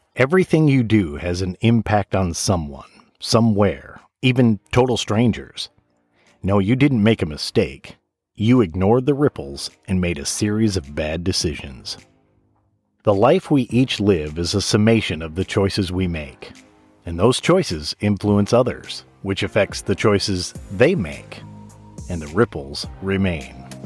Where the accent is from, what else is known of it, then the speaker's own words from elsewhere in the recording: Michigan, United States; I grew up in Michigan, so I'm all about the water